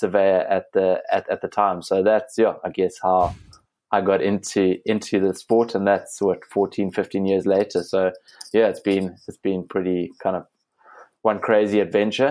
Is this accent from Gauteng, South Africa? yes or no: no; Cape Town, Western Cape, South Africa; Growing up in Cape Town on the back slopes of Table Mountain, came back home and joined a local running club